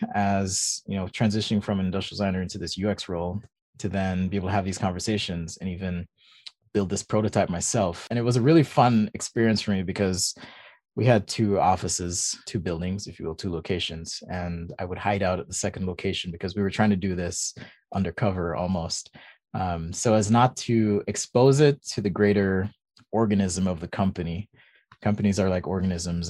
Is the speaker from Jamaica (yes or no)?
yes; Jamaica; also born or lived in California; now in Utah, United States; I'm actually from Jamaica. That's where I was born